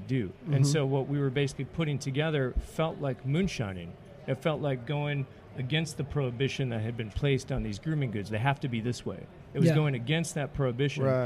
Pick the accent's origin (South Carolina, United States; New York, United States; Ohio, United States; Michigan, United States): Michigan, United States; Detroit; I'm from Detroit, where they do Running with the Bullets